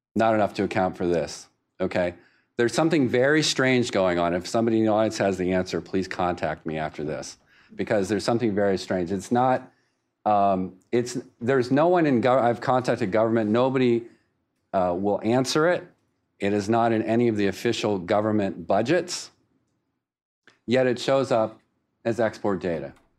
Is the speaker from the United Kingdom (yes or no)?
no; Winston-Salem, North Carolina, United States; Winston-Salem, North Carolina, my hometown